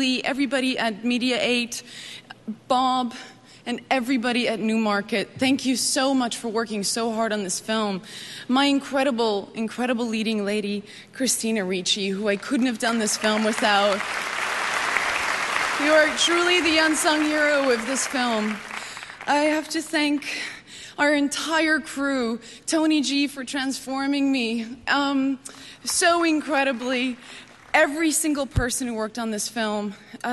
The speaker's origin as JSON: {"language": "English", "country": "South Africa", "moved": "yes", "said": "South Africa, my home country"}